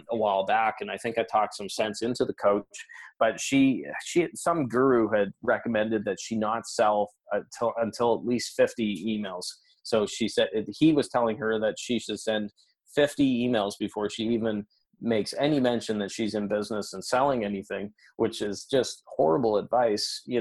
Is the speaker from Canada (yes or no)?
yes; Canada; You know, I'm Canadian.